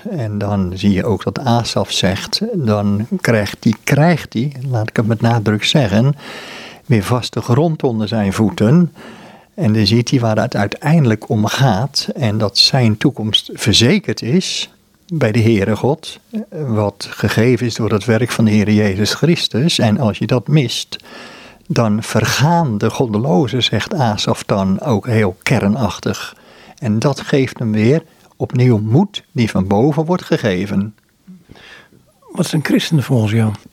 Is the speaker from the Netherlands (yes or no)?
yes; Amsterdam, North Holland, Netherlands; mijn eigen situatie in Amsterdam. Ik ben Amsterdammer